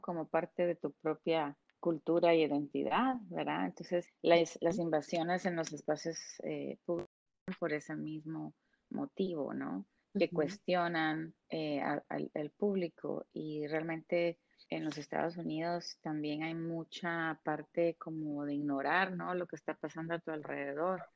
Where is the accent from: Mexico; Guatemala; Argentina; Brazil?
Guatemala; moved away as an adult; now in United States; crecido, vivido en un país como Guatemala